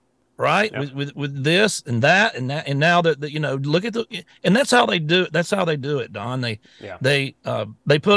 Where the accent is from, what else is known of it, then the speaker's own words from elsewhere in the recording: the South, United States; I'm from the South